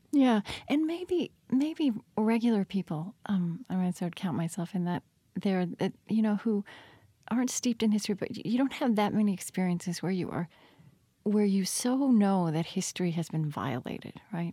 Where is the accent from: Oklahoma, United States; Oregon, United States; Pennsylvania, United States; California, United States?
Oklahoma, United States; now in Minnesota, United States; so I grew up in Oklahoma and now live in Minnesota